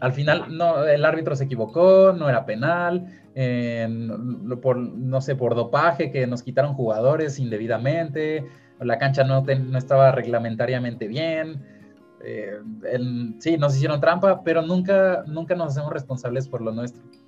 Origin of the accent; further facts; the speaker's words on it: Mexico; un gran porcentaje de los hombres mexicanos que les gusta el fútbol, estamos frustrados